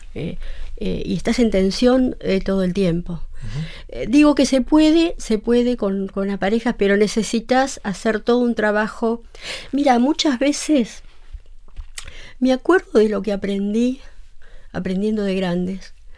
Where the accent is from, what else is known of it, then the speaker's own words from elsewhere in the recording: Buenos Aires, Argentina; soy psicóloga de Buenos Aires